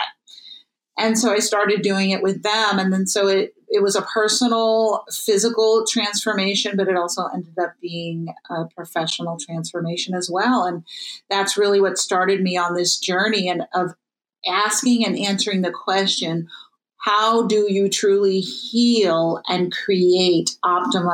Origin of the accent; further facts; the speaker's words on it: New York City, New York, United States; I grew up in New York City